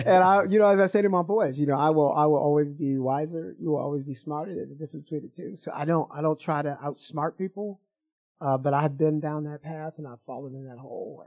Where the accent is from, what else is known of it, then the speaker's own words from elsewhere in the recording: Evanston, Illinois, United States; I'm from Evanston, Illinois.